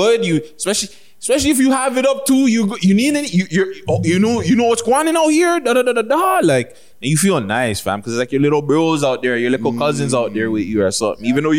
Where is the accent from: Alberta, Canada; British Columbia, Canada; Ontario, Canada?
Ontario, Canada; Toronto; We're both from Toronto.